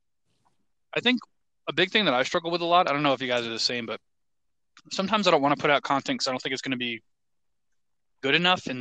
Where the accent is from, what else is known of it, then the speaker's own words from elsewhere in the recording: New York, United States; moved away; originally New York